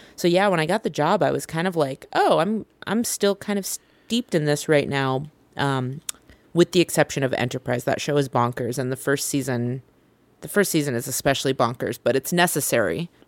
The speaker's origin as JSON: {"language": "English", "town": "Vacaville", "region": "California", "country": "United States", "tie": "born or raised there", "also_born_or_lived": "Chicago", "moved": "yes", "said": "I grew up in Vacaville, which is about an hour from where you grew up"}